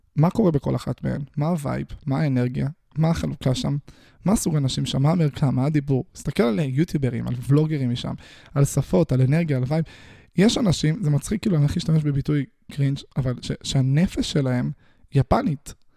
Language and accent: Hebrew; Israel; אני נולדתי בישראל